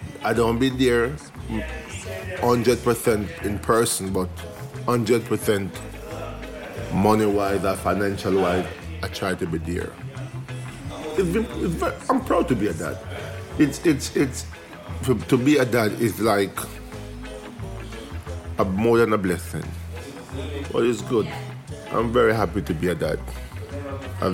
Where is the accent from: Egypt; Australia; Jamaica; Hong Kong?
Jamaica; now in England; I grew up in Jamaica with my dad.